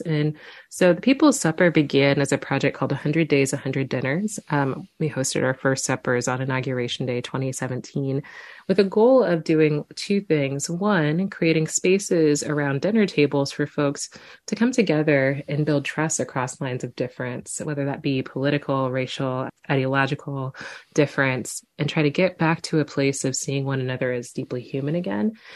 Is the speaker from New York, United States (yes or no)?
no; Quincy, Illinois, United States; a little black girl growing up in Quincy, Illinois